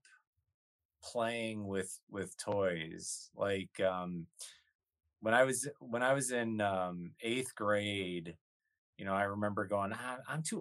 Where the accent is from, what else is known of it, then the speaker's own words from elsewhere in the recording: Kenosha, Wisconsin, United States; I was right in between Chicago and Milwaukee